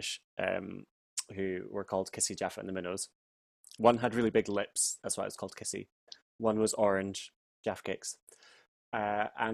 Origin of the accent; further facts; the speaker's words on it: Fintry, Scotland, United Kingdom; accent: Scottish; moved away as an adult; also born or lived in Edinburgh / London; I grew up in a wee village called Fintry in Stirling